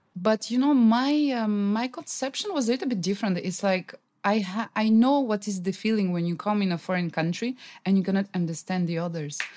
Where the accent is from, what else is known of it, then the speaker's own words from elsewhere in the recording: Russia; English is a second language; also born or lived in France; now in Vietnam; So in Russia, yeah, we do know a lot about Vietnam because also in my hometown